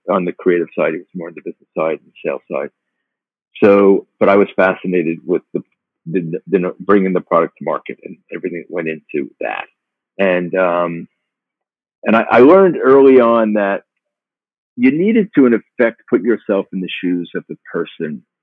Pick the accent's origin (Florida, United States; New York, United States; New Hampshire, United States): New York, United States; Long Island; also born or lived in Brooklyn; I was born in Brooklyn, but raised actually uh, on Long Island